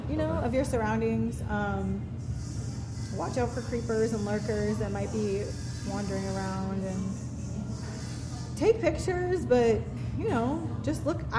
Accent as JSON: {"language": "English", "country": "United States"}